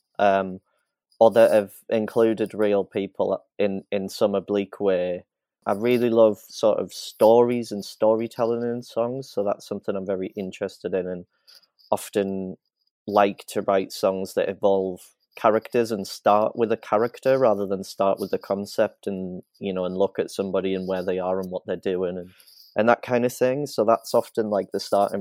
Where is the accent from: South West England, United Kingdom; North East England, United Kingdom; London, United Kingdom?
North East England, United Kingdom; County Durham; County Durham, which is where I'm from